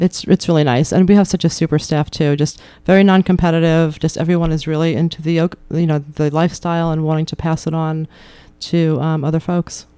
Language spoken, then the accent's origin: English; New York, United States; now in Keene, United States; I grew up in New York